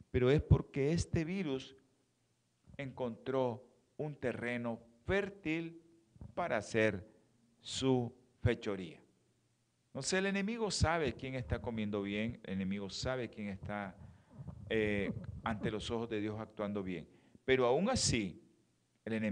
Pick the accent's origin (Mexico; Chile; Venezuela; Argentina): Mexico; aquellos que somos que venimos de México para acá, no comamos mucha tortilla en estos tiempos